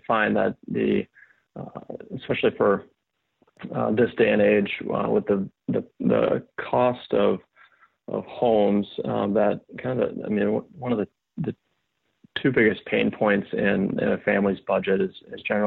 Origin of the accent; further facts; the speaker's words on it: Sioux Falls, South Dakota, United States; moved away as an adult; also born or lived in Iowa; now in Nashville, United States; I'm originally from South Dakota, Sioux Falls, South Dakota, born and raised, and then moved to Nashville, Tennessee here in 2015